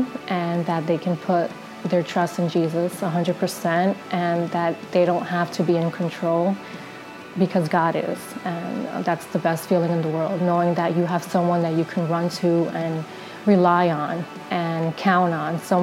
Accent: Passaic, New Jersey, United States; now in Bloomfield, United States; I was born and raised in Passaic, New Jersey, but I currently live and work in Bloomfield.

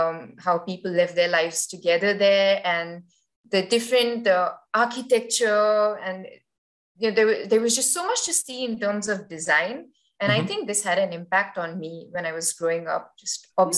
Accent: Dubai, United Arab Emirates; also born or lived in Kharghar, India; I was born in Kharghar. So it's a small, not a small, but well, it's a town in India. But Dubai was so much bigger

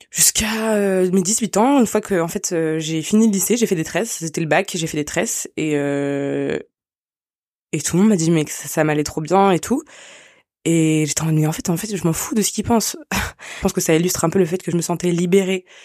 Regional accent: France; also born or lived in Côte d'Ivoire; je suis née en Côte d'Ivoire euh, à la fois euh, la famille qui était proche de moi géographiquement parlant c'était la famille ashkénaze euh, et euh, l'univers et dans lequel j'ai grandi en fait c'était la France

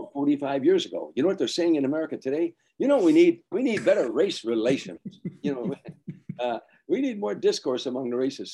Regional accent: Chicago, Illinois, United States; a raggedy kid growing up in the South Side

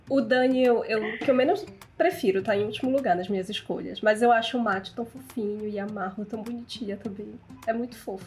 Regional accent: Belém, Pará, Brazil; moved away; eu saí de Belém, eu tô morando em outra cidade, então eu fico assim, não fale mal da minha cidade, minha cidade é maravilhosa

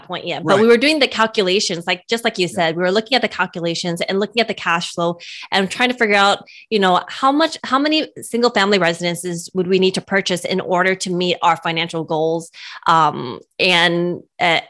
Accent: California, United States; We're from California

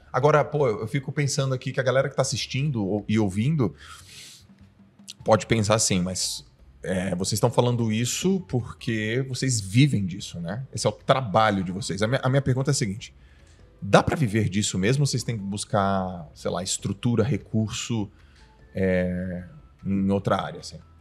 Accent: Santos, São Paulo, Brazil; eu sou de Santos

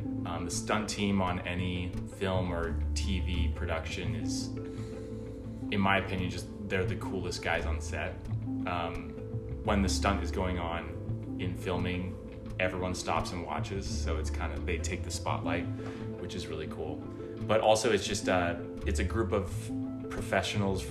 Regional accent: Pacific Northwest, United States; moved away as an adult; now in Los Angeles, United States; I'm originally from the Pacific Northwest and grew up doing gymnastics

